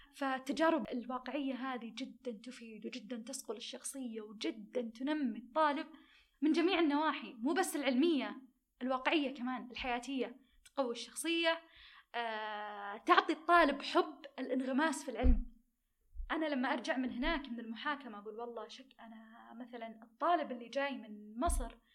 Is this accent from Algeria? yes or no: no; Saudi Arabia; عندنا بالسعودية